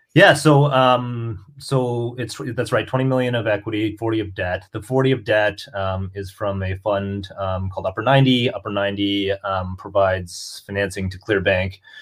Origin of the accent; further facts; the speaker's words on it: Canada; I'm also Canadian.